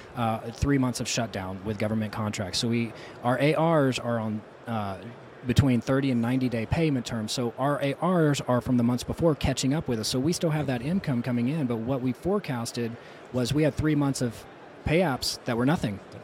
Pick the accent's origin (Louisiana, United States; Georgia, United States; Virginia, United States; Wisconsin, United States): Louisiana, United States; South; moved away; as somebody who's from there, um, and my bloodline's from there